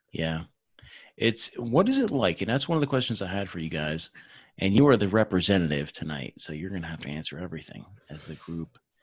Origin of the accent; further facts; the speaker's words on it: New Jersey, United States; moved away; I'm from Jersey originally